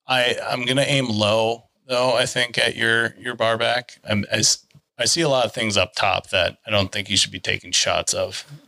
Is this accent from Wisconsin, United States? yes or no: yes; Northern Wisconsin, United States; growing up in Northern Wisconsin